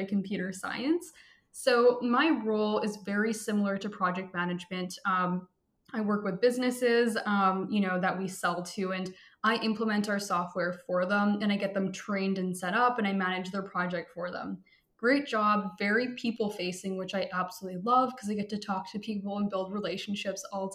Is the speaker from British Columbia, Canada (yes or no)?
yes; Vancouver, British Columbia, Canada; I am from Vancouver, British Columbia, which is in Canada